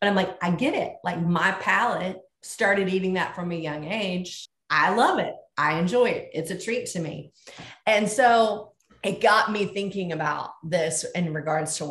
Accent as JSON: {"language": "English", "region": "the South", "country": "United States", "tie": "born or raised there", "moved": "yes", "said": "I grew up in the South and grew up with something that was a treat to me called boiled peanuts"}